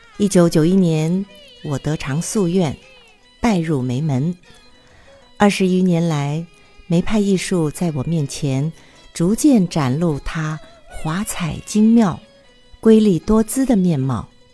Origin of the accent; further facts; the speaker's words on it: Taiwan; 我来自于台湾，宗梅派